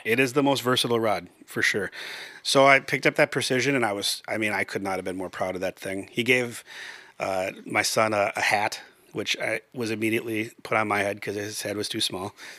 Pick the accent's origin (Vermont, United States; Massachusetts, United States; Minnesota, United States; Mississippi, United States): Minnesota, United States; Brooklyn Park; I grew up in Brooklyn Park